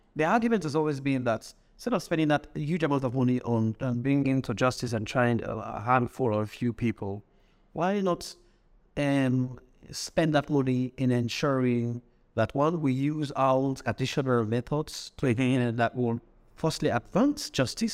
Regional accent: Kenema, Eastern Province, Sierra Leone; I grew up in Kedema, which is the southeast

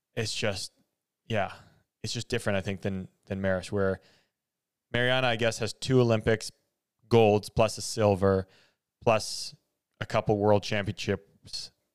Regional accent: Canada; as a Canadian

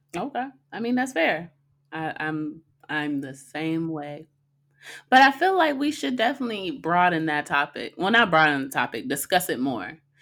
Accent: Arizona, United States; growing up in Arizona

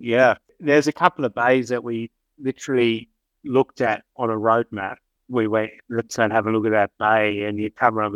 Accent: Perth, Western Australia, Australia; moved away as an adult; now in Margaret River, Australia; I'm from Perth, being there in a little town called Mother River for a lot of my adult life

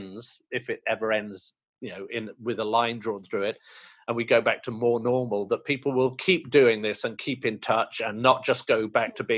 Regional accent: India; I'm Indian

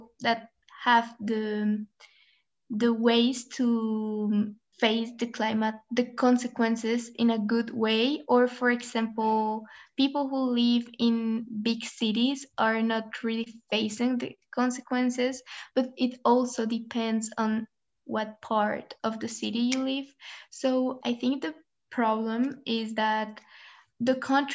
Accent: Colombia; now in Switzerland; I am from Colombia, but I am currently living in Switzerland.

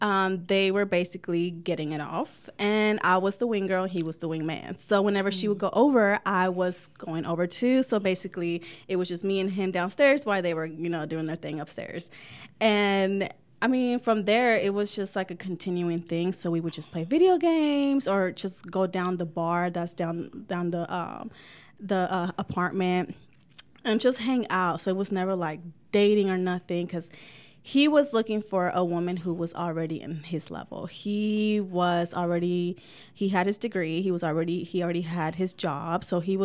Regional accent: California, United States; also born or lived in Florida / South Carolina; now in Oregon, United States; I'm from California. I love the sun. From California, I was living in Florida. And then I was in Carolina, Myrtle Beach. So I'm a beach girl.

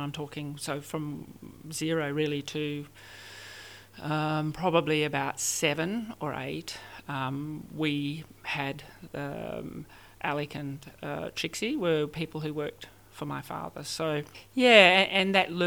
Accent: the Murchison, Western Australia, Australia; also born or lived in Perth, Australia / Yalgoo, Australia; now in Busselton, Australia; I grew up in Outback, WA, out in the Murchison

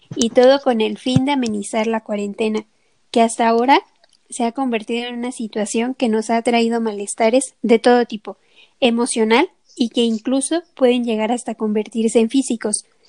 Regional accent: Mexico; así somos los mexicanos

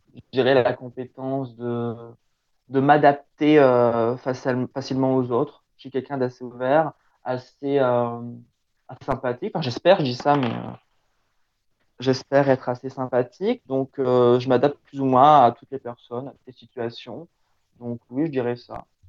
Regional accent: Picardy, Hauts-de-France, France; chez moi en Picardie

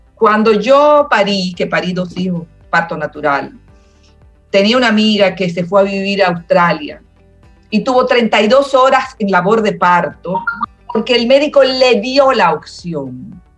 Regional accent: Dominican Republic; quiero seguir siendo dominicana

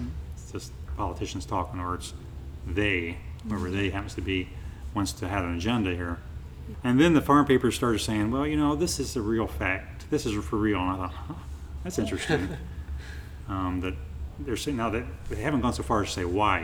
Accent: Pandora, Ohio, United States; from Pandora, Ohio

